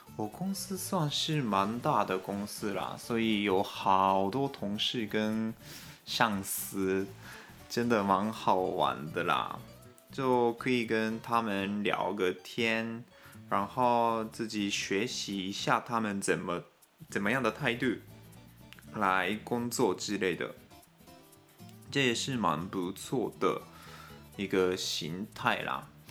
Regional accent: Japan; Chinese is a second language; also born or lived in Taiwan; 我们日本人 都是坐火车去上班

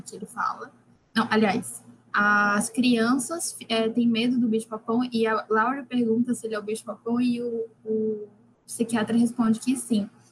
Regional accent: Recife, Pernambuco, Brazil; eu sou de Recife

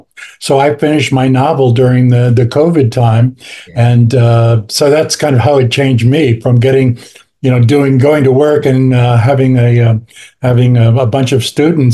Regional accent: Southern California, United States; moved away as an adult; also born or lived in Anaheim, California / Buena Park, California / Illinois; now in New Orleans, United States; I grew up in Southern California.

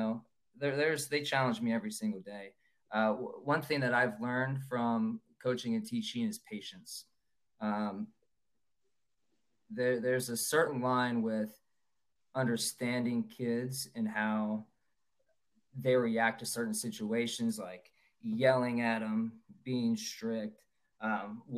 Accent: Cincinnati, Ohio, United States; I'm from Cincinnati, Ohio

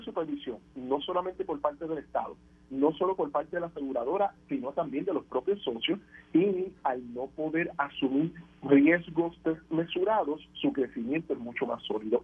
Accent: Puerto Rico; hablando como puertorriqueño, persona y economista

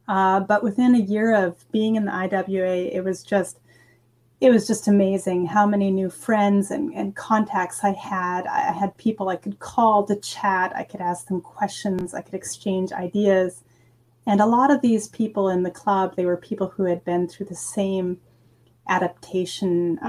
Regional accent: California, United States; also born or lived in Idaho / Texas / Georgia / Mississippi; now in Graz, Austria; I'm originally from the United States. I was born in California, but lived in many places, including Idaho, Texas, Georgia, and Mississippi, before I moved to Austria in 2004, so almost 17 years ago.

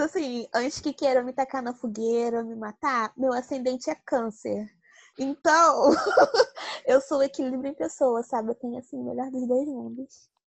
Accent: Rio de Janeiro, Brazil; eu sou aqui do Rio de Janeiro

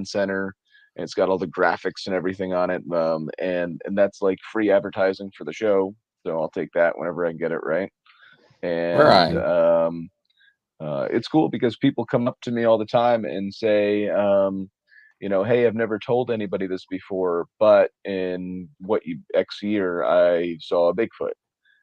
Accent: New Jersey, United States; I am from New Jersey, the wonderful, wonderful state, the Garden State of New Jersey

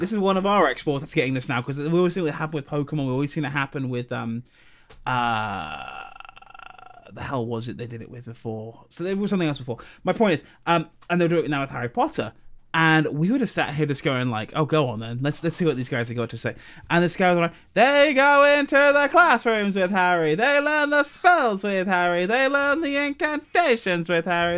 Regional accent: South of England, United Kingdom; moved away; I'm not from Liverpool. I'm from the south of England

